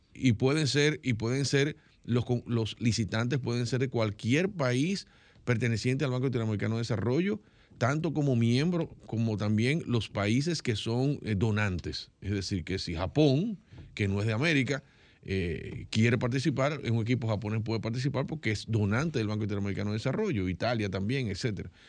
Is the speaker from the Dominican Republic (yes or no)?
yes; Dominican Republic; soy dominicano